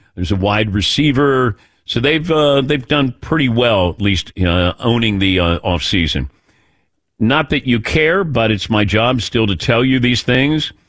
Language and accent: English; Ohio, United States; growing up in Ohio